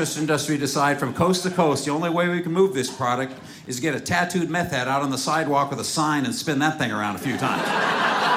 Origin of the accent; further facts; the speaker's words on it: Seattle, Washington, United States; I'm from Seattle.